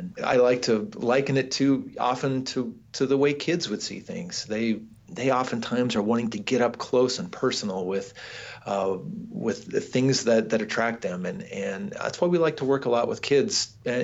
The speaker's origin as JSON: {"language": "English", "town": "Moundridge", "region": "Kansas", "country": "United States", "tie": "born or raised there", "said": "6 miles down the road in Mound Ridge, Kansas, a small town of about 1,500 people"}